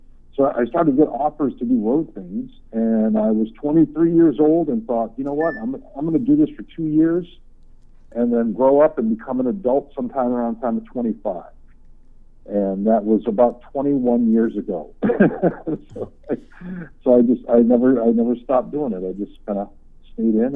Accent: Oahu, Hawaii, United States; now in Seattle, United States; born and raised on the island of Oahu

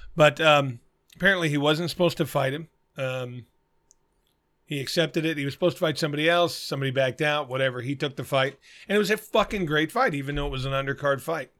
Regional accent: Arizona, United States; I'm from Arizona.

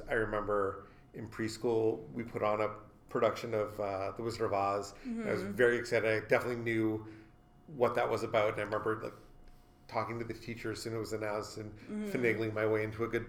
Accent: Stoughton, Massachusetts, United States; my library growing up in Stoughton, Massachusetts

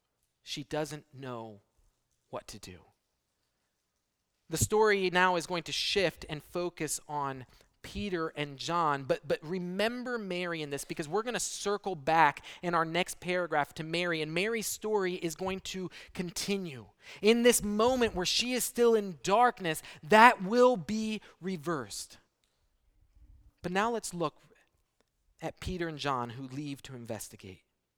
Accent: Brazil; I grew up in Brazil, and I remember when we heard about 9/11, early in the morning, only the first plane had hit.

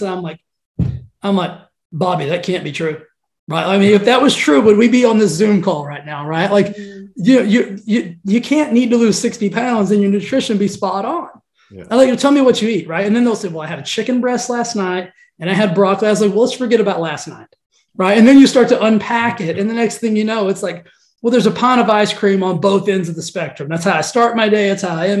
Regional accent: Texas, United States; I'm from Texas

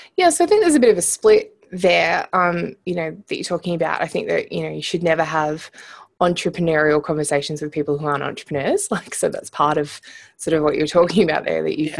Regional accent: Munro, Australia; accent: Australian; I'm Australian, if you haven't picked up from the accent already. Um, so I was, grew up in a little town called Munro, and it had about hundred people in it.

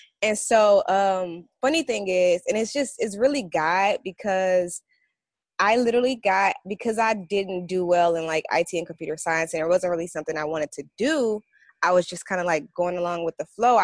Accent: St. Louis, Missouri, United States; now in Los Angeles, United States; I'm from St. Louis

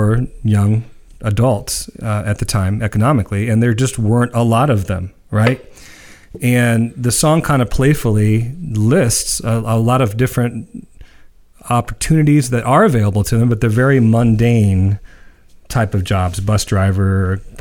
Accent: Midwest, United States; we're from the Midwest

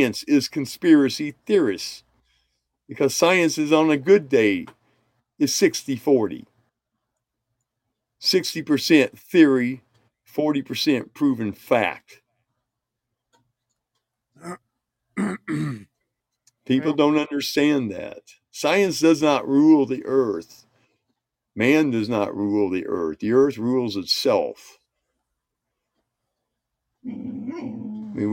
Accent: Indiana, United States; moved away; also born or lived in North Carolina / Colorado / Korea; I grew up in Indiana.

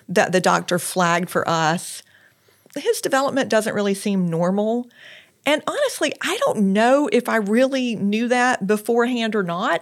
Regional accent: Lexington, South Carolina, United States; moved away as an adult; also born or lived in Charleston, South Carolina / Washington, D.C.; I am from Lexington, South Carolina originally

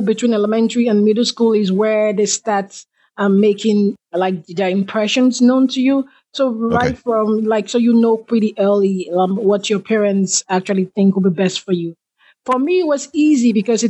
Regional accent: Nigeria; moved away as an adult; I am from Nigeria. And back in Nigeria, the experiences that I had growing up

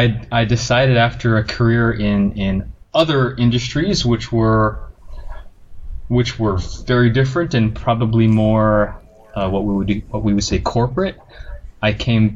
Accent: Hawaii, United States; So raised in Hawaii with a military family.

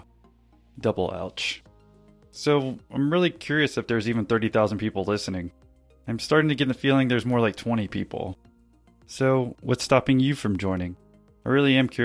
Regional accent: Jacksonville, United States; my hometown of Jacksonville

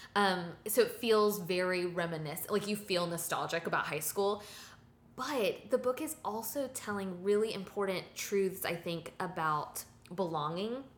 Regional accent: the South, United States; As a Southerner, uh, lifelong Southerner living here

